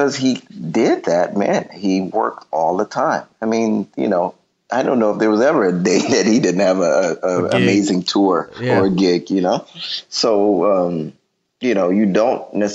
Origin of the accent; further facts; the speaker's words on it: Detroit, Michigan, United States; I'm from Detroit